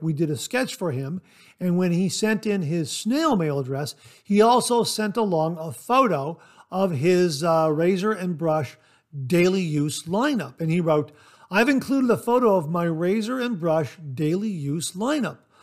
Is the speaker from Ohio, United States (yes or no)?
yes; Ohio, United States; I was born and raised in Ohio